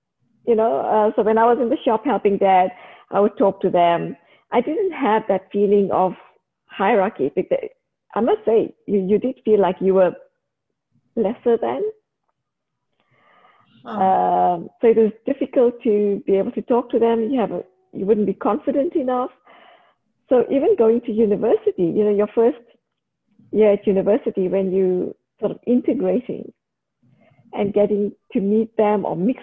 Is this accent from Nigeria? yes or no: no; South Africa; moved away as an adult; also born or lived in Canberra, Australia; now in Australia; I was brought up, like I grew up in South Africa